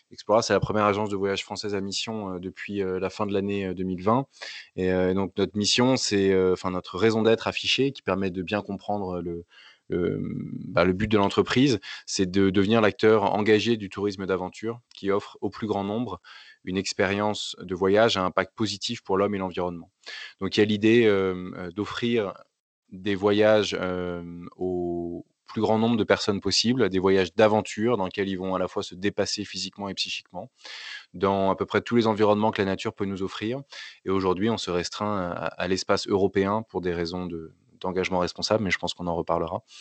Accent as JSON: {"language": "French", "country": "France", "said": "je suis capable, en tant qu'individu, en tant que Français, de respecter les accords de Paris"}